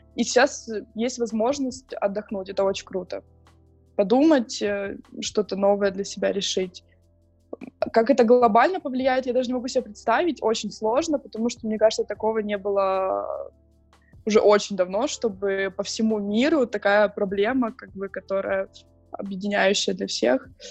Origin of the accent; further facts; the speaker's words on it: Donetsk, Donetsk Oblast, Ukraine; now in Prague, Czech Republic; я из Донецка